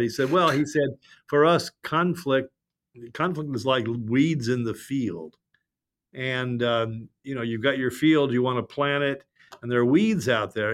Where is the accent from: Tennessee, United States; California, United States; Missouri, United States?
California, United States; Los Angeles; I'm from Los Angeles